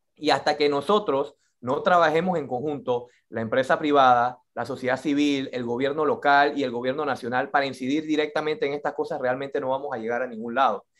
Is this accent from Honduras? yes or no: no; Colón, Panama; nosotros como panameños, como colonenses